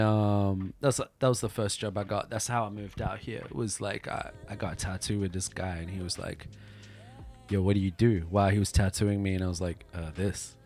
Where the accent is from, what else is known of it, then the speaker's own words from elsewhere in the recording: South Africa; now in Tokyo, Japan; I come from South Africa and it's like I grew up during apartheid